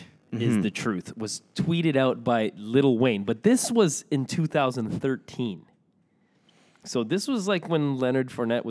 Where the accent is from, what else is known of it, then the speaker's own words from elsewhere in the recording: Morocco; I don't know, but like, please, I'm from Morocco, please.